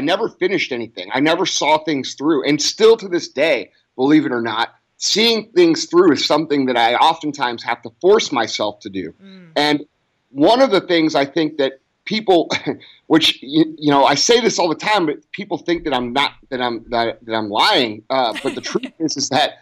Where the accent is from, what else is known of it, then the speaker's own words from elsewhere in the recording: St. Louis, Missouri, United States; I grew up in St. Louis, Missouri, right outside St. Louis. And, I still live here